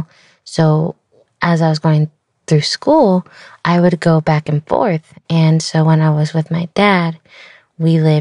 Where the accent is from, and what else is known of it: Austin, Texas, United States; born or raised there